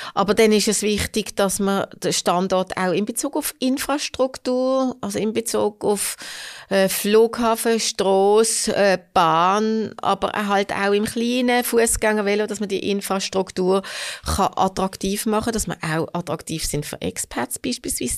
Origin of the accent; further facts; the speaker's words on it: Hofstetten, Solothurn, Switzerland; Ich bin in Hofstetten aufgewachsen. Das ist also äh, ländlich. Äh, ländlich, ja, Kanton Solothurn, trotzdem Basel noch.